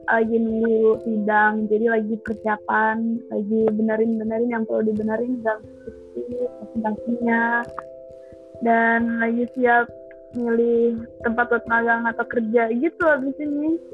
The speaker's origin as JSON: {"language": "Indonesian", "town": "Padang", "region": "West Sumatra", "country": "Indonesia", "said": "karena karena kan kita dari Padang tapi Padang juga kita dari Cina langsung kan jadi pas pertama datang kita harus ganti nama"}